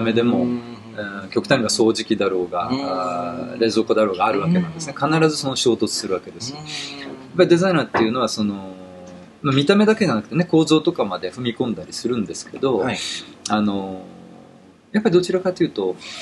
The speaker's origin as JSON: {"language": "Japanese", "region": "Tokyo", "country": "Japan", "tie": "born or raised there", "also_born_or_lived": "Ichikawa, Chiba", "said": "もともと東京出身というか"}